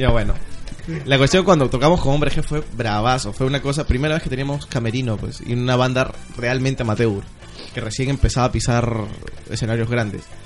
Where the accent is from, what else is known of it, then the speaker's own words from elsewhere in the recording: Ica, Peru; moved away; yo soy de Ica. Y allá te he vivido el terremoto del 96, el terremoto del 2000